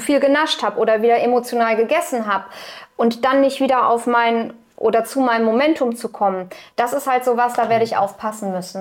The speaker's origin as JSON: {"language": "German", "town": "Cologne", "region": "North Rhine-Westphalia", "country": "Germany", "said": "ich bin Kölnerin"}